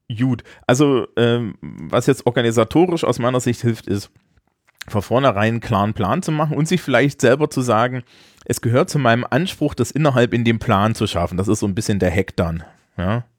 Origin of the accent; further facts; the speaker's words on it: East Germany, Germany; dafür komme ich zu sehr aus der DDR